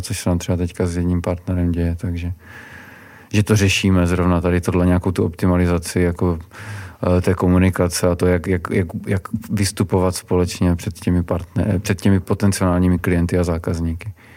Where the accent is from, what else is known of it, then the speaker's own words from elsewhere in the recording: Czechia; my jako Češi